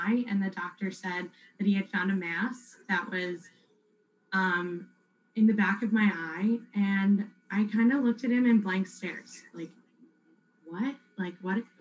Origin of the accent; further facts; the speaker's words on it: West Chester, Pennsylvania, United States; I'm from Westchester, Pennsylvania, so a little bit further from you